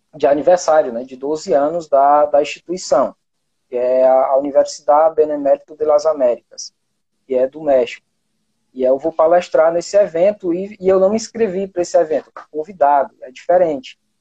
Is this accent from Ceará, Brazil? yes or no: yes; Pentecoste, Ceará, Brazil; now in Itapipoca, Brazil; Eu moro no interior do Ceará, hoje eu moro em Tapipoca, certo? Mas eu sou de Pentecoste